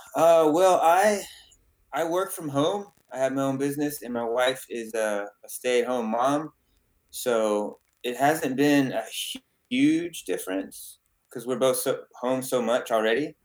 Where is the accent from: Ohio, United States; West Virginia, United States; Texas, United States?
Texas, United States; San Antonio; I was born in San Antonio, Texas